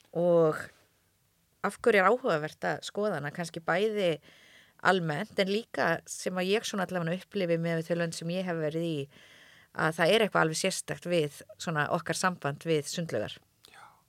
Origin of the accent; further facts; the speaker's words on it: Höfn, Eastern Region, Iceland; ég er þetta frá Hortnafyrði